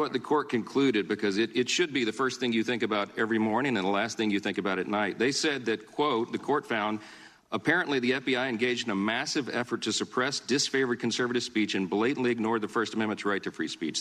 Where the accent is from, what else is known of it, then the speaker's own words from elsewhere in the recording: Louisiana, United States; my home state of Louisiana